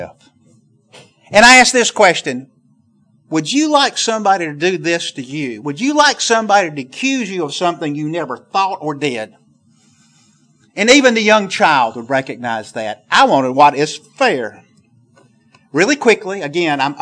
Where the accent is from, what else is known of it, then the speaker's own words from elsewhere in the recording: the South, Southern United States, United States; accent: southern; my southern accent